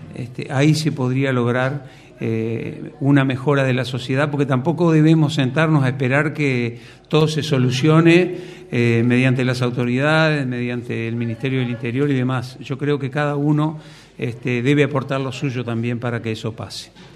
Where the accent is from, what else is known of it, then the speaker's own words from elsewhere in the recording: Montevideo, Uruguay; Yo nací en Montevideo, eh, ahí en el barrio, cerca del barrio Villa Española, cerca del Mercado Modelo, que es donde vivo